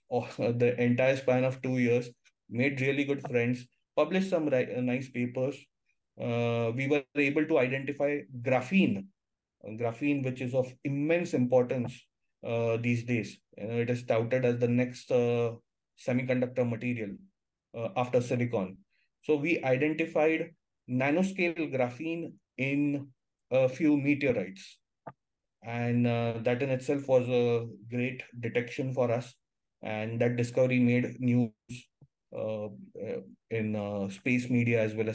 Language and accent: English; India; being an Indian, with an Indian passport